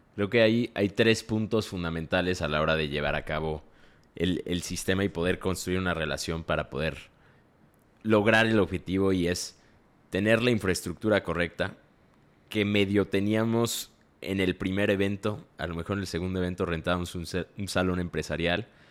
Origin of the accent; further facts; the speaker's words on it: Mexico; nosotros somos mexicanos